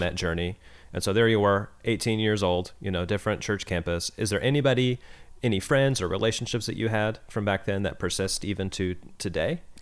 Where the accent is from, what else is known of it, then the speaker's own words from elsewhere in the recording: Kansas City, Missouri, United States; now in Oakland, United States; I grew up in Kansas City, as you know, as a Chiefs fan.